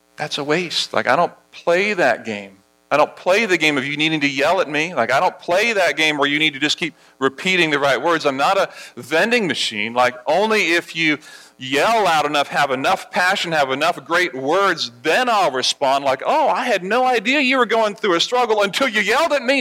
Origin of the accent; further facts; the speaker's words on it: Barbados; moved away; As I was a kid growing up in Barbados, at, at our school, at Harrison College